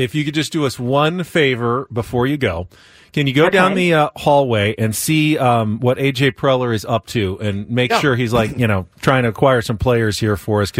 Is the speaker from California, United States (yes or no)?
yes; San Diego, California, United States; Growing up in San Diego